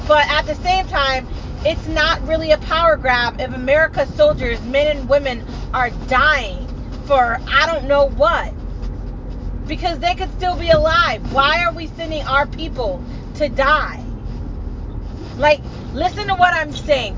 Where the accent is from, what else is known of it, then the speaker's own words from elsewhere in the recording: United States; I am an American citizen born here